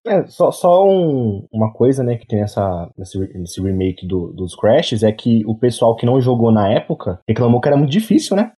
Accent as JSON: {"language": "Portuguese", "country": "Brazil", "said": "eu sou brasileiro"}